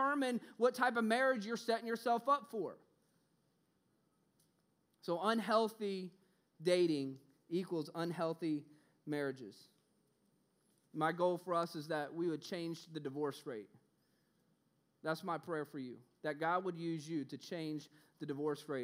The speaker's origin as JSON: {"language": "English", "town": "Orlando", "region": "Florida", "country": "United States", "also_born_or_lived": "Los Angeles, California", "moved": "yes", "said": "I'm from Orlando, Florida"}